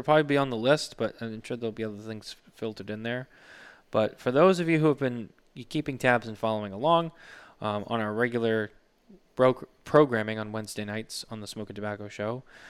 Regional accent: Massachusetts, United States; moved away; I live in the Granite State. You live in the silver state. So I came from the Bay State.

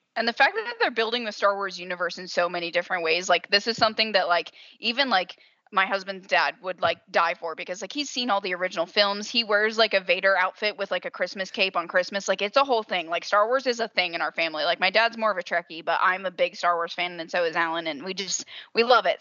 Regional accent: Southern, United States; accent: Southern

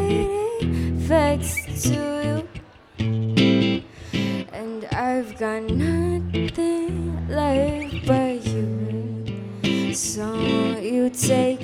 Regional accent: Hong Kong; now in Los Angeles, United States; I'm originally from Hong Kong, but I live in LA now

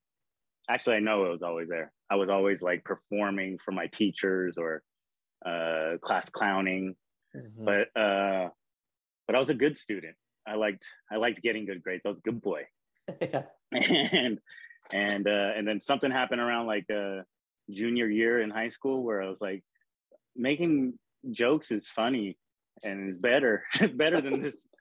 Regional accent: Bakersfield, California, United States; I grew up in Bakersfield, California.

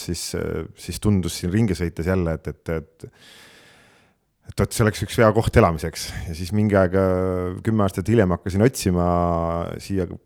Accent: Harju County, Estonia; ma olen tõesti, võiks öelda, elupõline harjumaalane ja, ja, ja juurte järgi tegelikult üldse mulk.

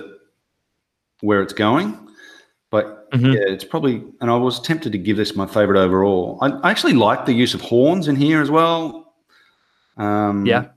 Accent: Australia; as an Australian

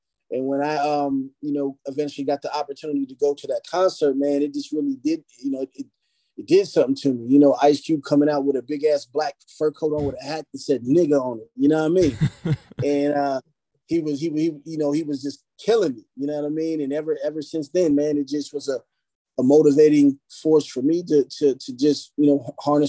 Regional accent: Philadelphia, Pennsylvania, United States; born there; I mean, I was born in Philly.

